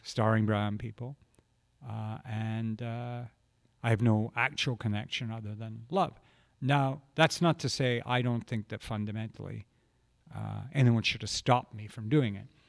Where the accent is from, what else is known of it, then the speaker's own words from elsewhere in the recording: Glasgow, Scotland, United Kingdom; moved away; growing up in Glasgow